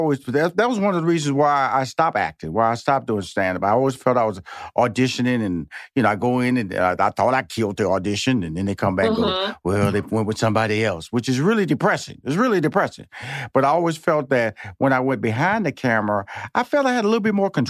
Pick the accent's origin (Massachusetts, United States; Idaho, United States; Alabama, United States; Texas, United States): Texas, United States; Houston; now in Los Angeles, United States; I'm originally from Houston, Texas. So I moved to New York, pursuing my stand-up comedy career. Then I moved to L.A., pursuing my career.